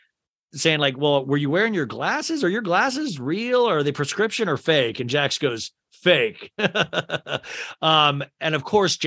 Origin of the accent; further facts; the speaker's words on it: St. Louis, Missouri, United States; You're from St. Louis. I'm from St. Louis.